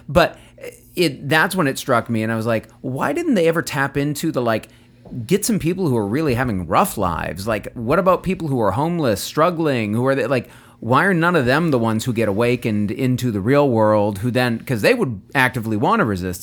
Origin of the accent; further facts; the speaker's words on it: United States; I'm an American